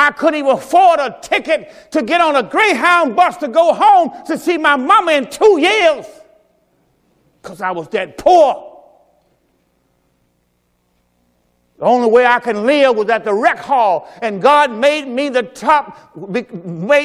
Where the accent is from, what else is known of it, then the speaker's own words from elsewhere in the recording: Mississippi, United States; moved away as an adult; I'm from the South. I'm from Mississippi. I'm from the plantation. I'm from the cotton field.